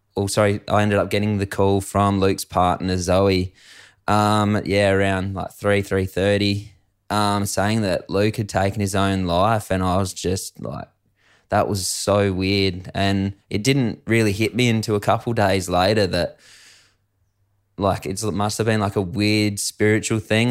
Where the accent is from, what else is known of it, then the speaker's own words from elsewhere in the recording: Adelaide Hills, South Australia, Australia; I grew up in the Adelaide Hills of South Australia